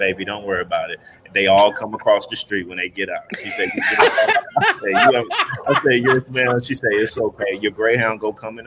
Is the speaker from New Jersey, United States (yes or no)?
no; Houston, Texas, United States; moved away; also born or lived in California; I'm live from Houston